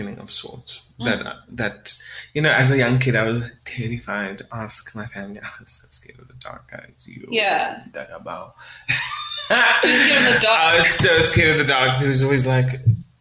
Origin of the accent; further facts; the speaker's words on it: South Africa; I'm a South African Creole